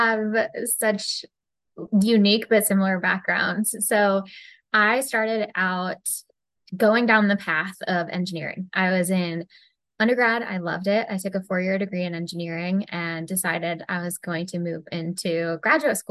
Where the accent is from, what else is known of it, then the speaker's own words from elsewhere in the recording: United States; me being from the US, I say I'm from the US